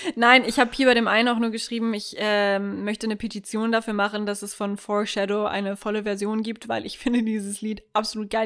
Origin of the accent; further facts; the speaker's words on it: Germany; Wir als Deutsche